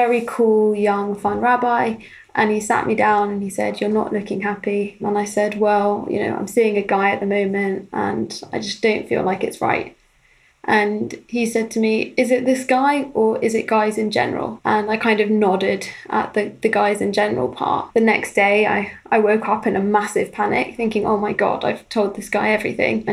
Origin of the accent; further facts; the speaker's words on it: London, United Kingdom; I grew up in North London in a modern Orthodox Jewish community